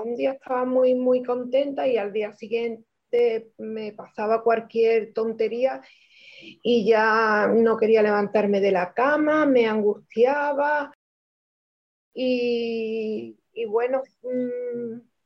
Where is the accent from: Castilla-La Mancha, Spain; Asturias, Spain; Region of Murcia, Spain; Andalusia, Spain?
Andalusia, Spain; Cádiz; soy de España, Cádiz